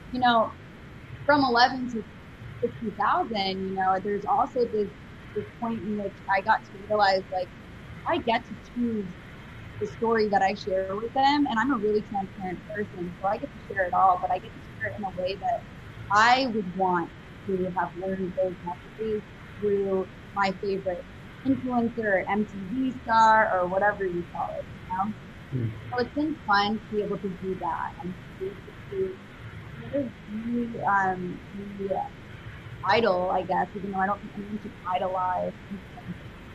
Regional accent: New York City, New York, United States; moved away as an adult; I'm from New York City originally. So Upper East Side of Manhattan, concrete jungle, like a real true New Yorker. And I left there when I was 18

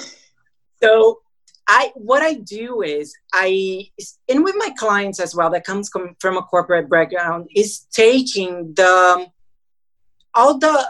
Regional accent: Brazil; I'm from Brazil

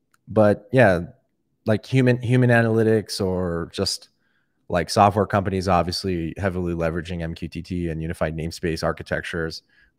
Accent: Atlanta, Georgia, United States; I am from Atlanta, Georgia.

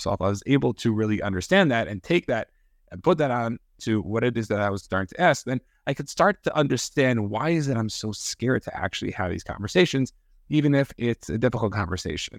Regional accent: New York, United States; I grew up in New York. I'm a Giants fan

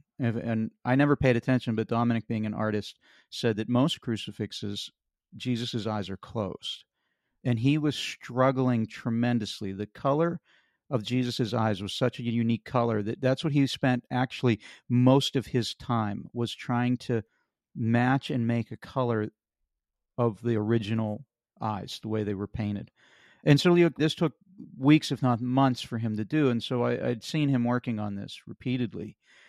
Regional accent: Pennsylvania, United States; And growing up in Western Pennsylvania, we lived in an area where there was a Catholic church on literally every corner.

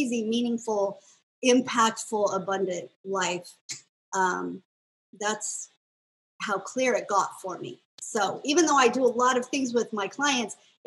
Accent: United States; I grew up in America

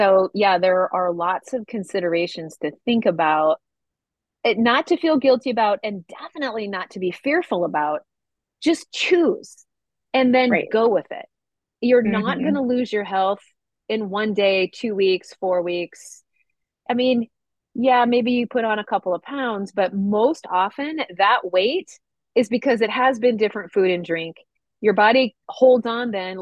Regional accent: Midwest, United States; I grew up in the Midwest

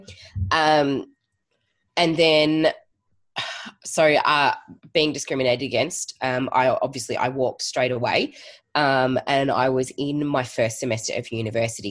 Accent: Geelong, Victoria, Australia; moved away as an adult; now in Melbourne, Australia; I am originally from Geelong and moved to Melbourne uh, just over 10 years ago now

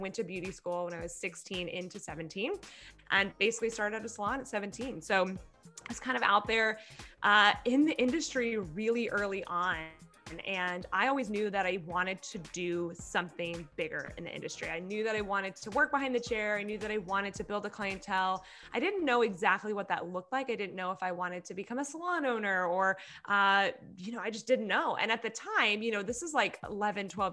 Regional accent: Orange County, California, United States; I grew up in Orange County, California, literally have lived here my whole life

